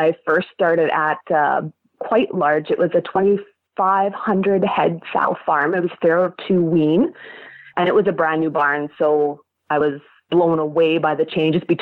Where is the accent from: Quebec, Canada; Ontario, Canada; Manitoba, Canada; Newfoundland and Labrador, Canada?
Manitoba, Canada; South Central; I am from South Central Manitoba